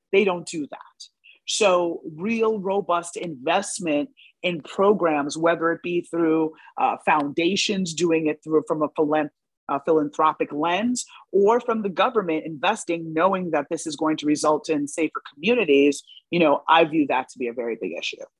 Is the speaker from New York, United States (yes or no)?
yes; New York, United States; when I was growing up in New York